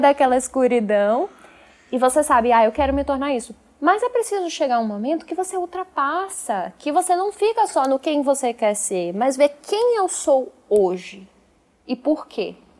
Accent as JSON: {"language": "Portuguese", "region": "Pernambuco", "country": "Brazil", "said": "o Gilberto Freire lá da minha terra"}